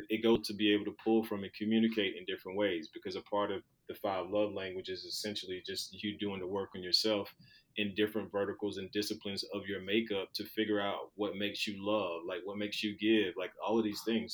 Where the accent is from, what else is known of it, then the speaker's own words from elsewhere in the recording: Skipperville, Alabama, United States; moved away; growing up in Alabama, in Skipperville, Alabama, with a population of about 600 people